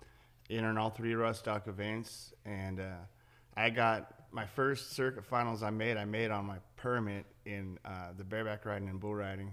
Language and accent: English; Central Coast of California, United States; I grew up on the Central Coast of California